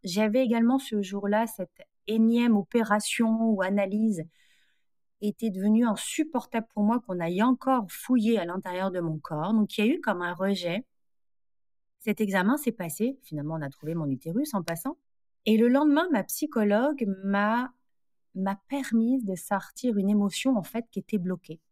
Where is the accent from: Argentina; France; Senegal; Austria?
France; moved away as an adult; now in Montreal, Canada; Je suis française.